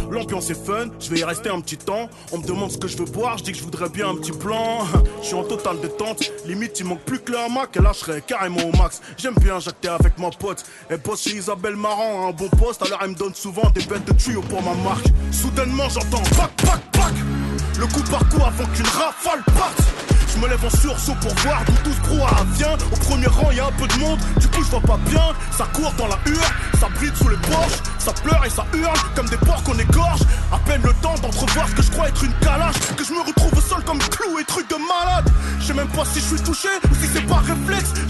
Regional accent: Le Blanc-Mesnil, Île-de-France, France; Français, d'origine des Z, je viens de la cité des Tilleuls à Blancoc, 9-3, 35, je bosse dans le textile

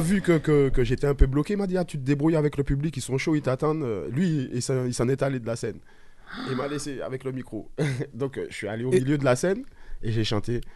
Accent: Martinique; chez moi en Martinique.

